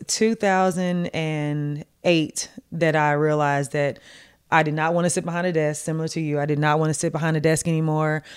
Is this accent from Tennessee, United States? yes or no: yes; Martin, Tennessee, United States; moved away as an adult; also born or lived in Washington, D.C.; went to college in my hometown